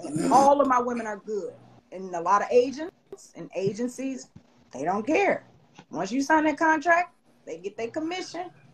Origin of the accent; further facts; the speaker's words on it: Chicago, Illinois, United States; I'm from Chicago